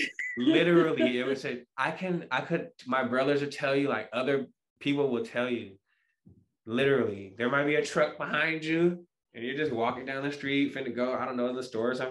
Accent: Portland, Oregon, United States; I grew up really in the black community in Portland.

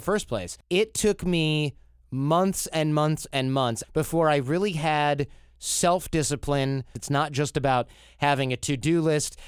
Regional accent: United States; as an American

